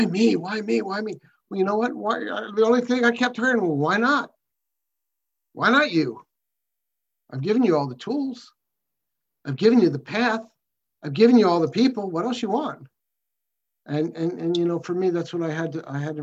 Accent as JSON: {"language": "English", "country": "United States", "said": "I'm an alcoholic from America"}